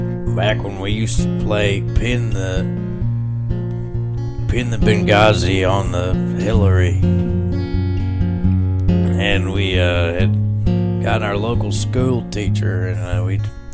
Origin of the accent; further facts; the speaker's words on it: Texas, United States; we grew up outside Abilene. I really should be able to remember the town, but I can't.